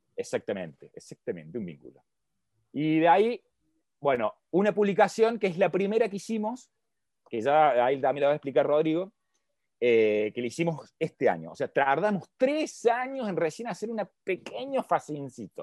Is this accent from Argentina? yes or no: yes; Argentina; yo soy de Argentina